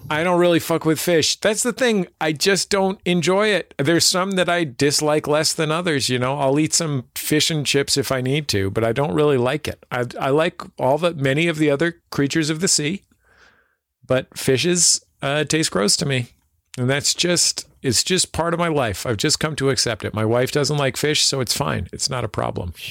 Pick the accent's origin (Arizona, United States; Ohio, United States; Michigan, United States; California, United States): California, United States; San Francisco; I'm from San Francisco